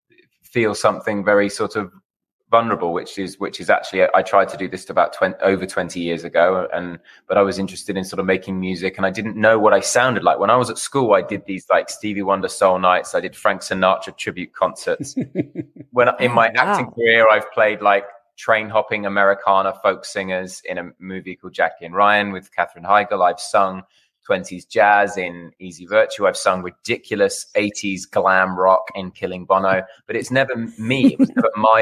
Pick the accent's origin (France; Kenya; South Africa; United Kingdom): United Kingdom; now in Los Angeles, United States; I'm a Brit